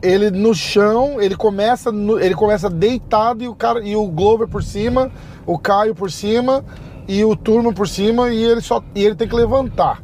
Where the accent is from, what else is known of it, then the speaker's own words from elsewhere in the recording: Brazil; eu sou do Brasil